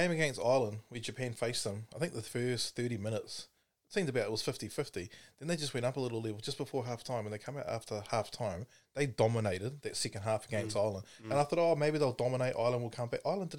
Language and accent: English; New Zealand; You know, and that's what you did as a Kiwi kid, eh?